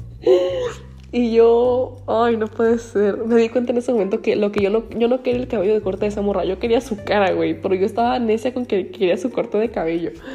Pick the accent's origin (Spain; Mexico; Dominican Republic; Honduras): Mexico; Ensenada, Baja California; soy de Ensenada